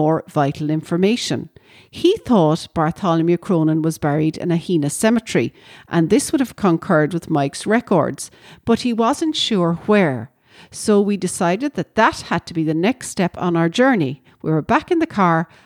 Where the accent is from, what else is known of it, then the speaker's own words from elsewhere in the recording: Ovens, Munster, Ireland; the house that I grew up in Ovens.